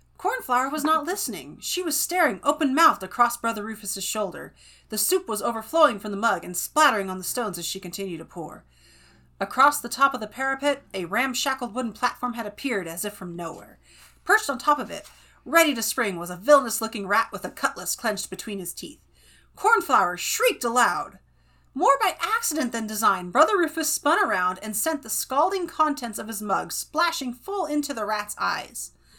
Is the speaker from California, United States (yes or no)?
yes; Clovis, California, United States; also born or lived in Fresno; now in Wyoming, United States; Okay, yes, actually, I was technically born in Fresno, but I lived in Clovis.